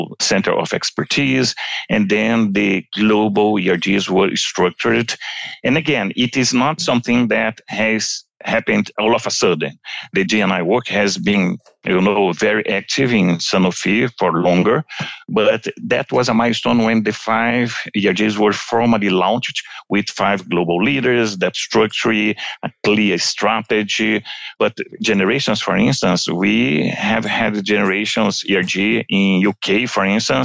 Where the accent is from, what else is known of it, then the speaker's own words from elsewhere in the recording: Brazil; If you come to Brazil, my hometown, talking from São Paulo